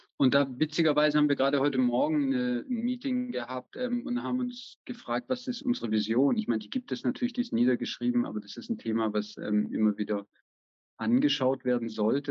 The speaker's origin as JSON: {"language": "German", "country": "Germany", "moved": "as an adult", "lives_now": "Vienna, Austria", "said": "Und ich lebe in Wien, am Rande von Wien mit meiner Familie, bin ursprünglich aus Deutschland"}